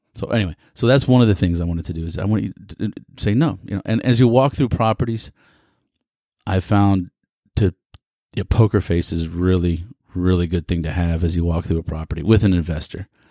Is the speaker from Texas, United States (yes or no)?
yes; Houston, Texas, United States; Greetings from the energy capital of the world in my hometown, Houston, Texas